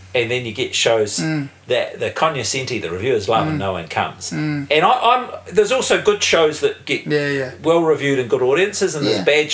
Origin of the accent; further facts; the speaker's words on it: Wellington, New Zealand; I am born and bred in Wellington.